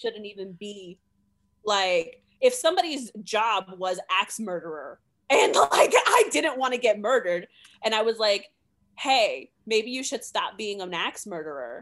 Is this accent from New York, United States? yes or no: yes; New York, United States; now in Providence, United States; I'm from New York